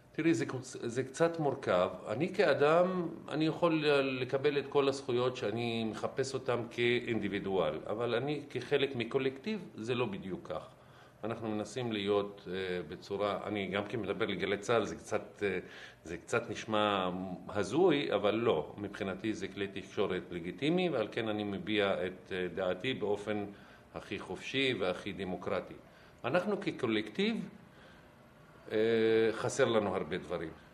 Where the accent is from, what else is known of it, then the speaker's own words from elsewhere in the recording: Haifa, Haifa District, Israel; אני מחיפה